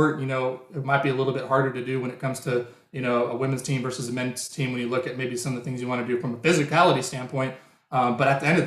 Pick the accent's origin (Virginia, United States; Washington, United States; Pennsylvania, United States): Washington, United States; Spokane; I've been on a team since I was growing up in Spokane